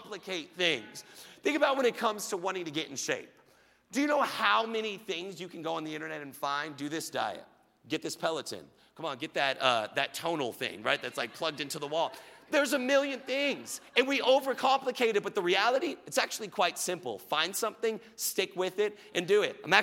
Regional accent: Richardson and Plano, Texas, United States; I moved from Richardson Schools to Plano Schools. I did 2 6th grades.

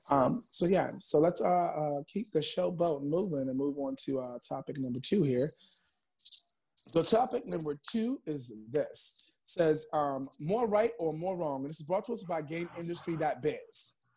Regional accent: New York City, New York, United States; also born or lived in Bronx, New York; I'm in the Bronx right now recording, but I'm from Harlem, New York

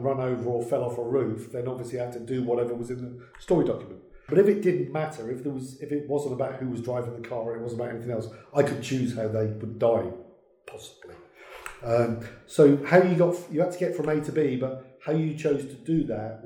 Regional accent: Merseyside, North West England, United Kingdom; I was born in Merseyside

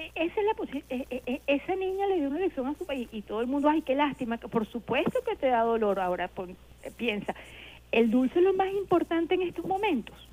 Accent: Venezuela; uno quiere su país

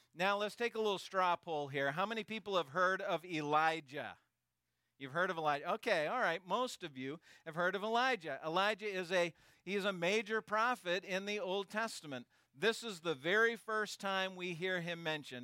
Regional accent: Maine, United States; also born or lived in Canada; I was born here in Maine

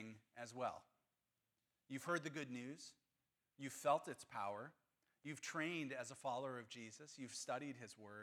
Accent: Hinsdale, Illinois, United States; I'm an American. I'm a Hinsdalian

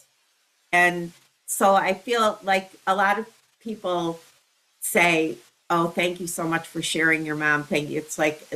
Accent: Chicago, Illinois, United States; I did grow up there. My mother started working at Second City when they moved from Hyde Park to Chicago.

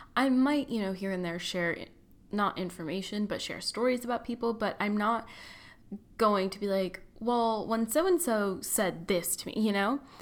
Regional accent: Tustin, California, United States; moved away as an adult; now in San Francisco, United States; I'm from Orange County, born and raised there, Tustin

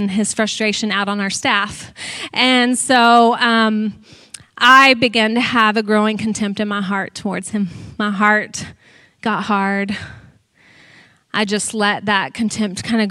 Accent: Texas, United States; I'm from Texas.

